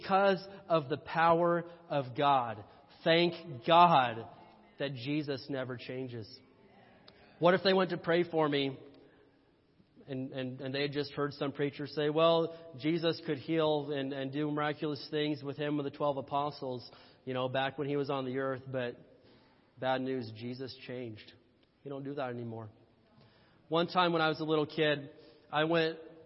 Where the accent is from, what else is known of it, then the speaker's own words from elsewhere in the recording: Indiana, United States; I'm from Indiana